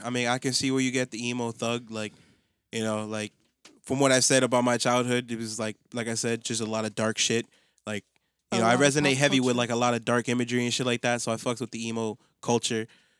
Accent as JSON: {"language": "English", "country": "United States", "tie": "born or raised there", "said": "grew up in America"}